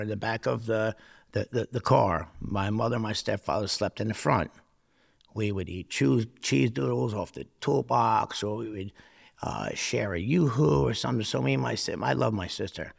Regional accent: Newark, New Jersey, United States; growing up, uh, living in, living in poverty in Newark

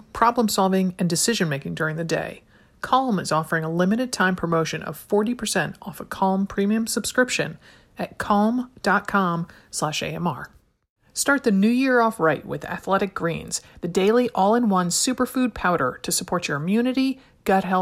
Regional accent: Stamford, Connecticut, United States; now in Portland, United States; I'm a native of Connecticut

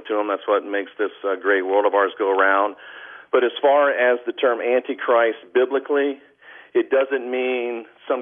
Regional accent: United States; I'm an American

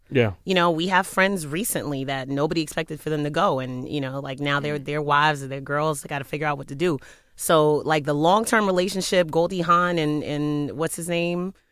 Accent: Paris, Île-de-France, France; born there; I was born in Paris.

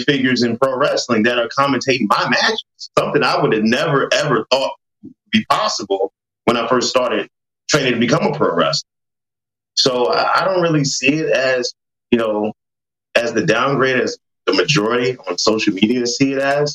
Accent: Atlanta, Georgia, United States; We're both here from Atlanta

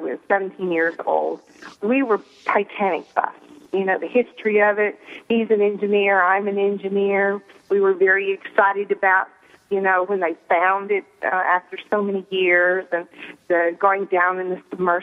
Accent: Fort Smith, Arkansas, United States; now in Pittsburgh, United States; I'm calling from Pittsburgh, but of course, you know I'm from Fort Smith, Arkansas, originally.

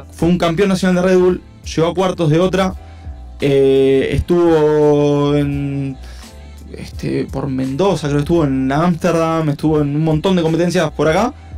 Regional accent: Uruguay; lo que tenemos este, en Uruguay

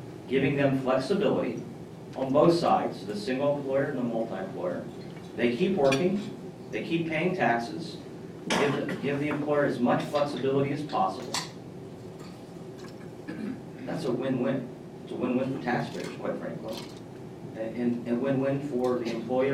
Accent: Columbus, Ohio, United States; I grew up in Columbus, non-political family

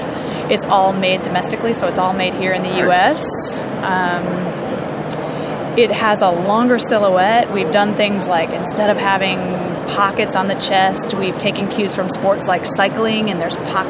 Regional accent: Austin, Texas, United States; this is …. We're from Austin, Texas.

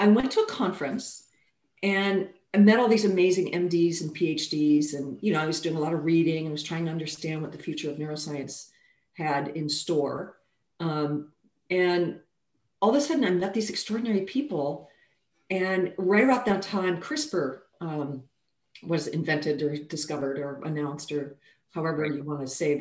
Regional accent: Kentucky, United States; moved away as an adult; also born or lived in France / Amsterdam; I was born in Kentucky. I'm a southerner.

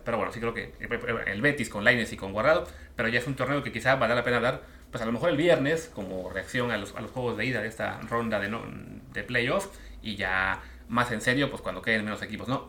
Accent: Mexico

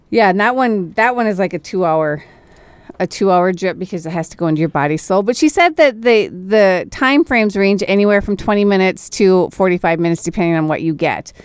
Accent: Minnesota, United States; I am Minnesotan

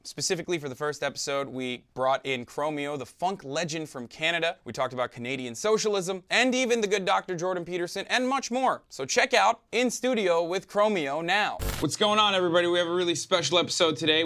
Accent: Turkey; moved away as an adult; now in United States; I grew up in Turkey

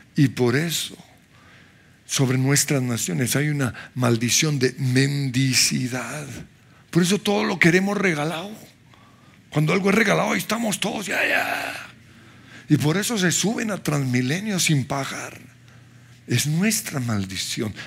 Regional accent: Colombia

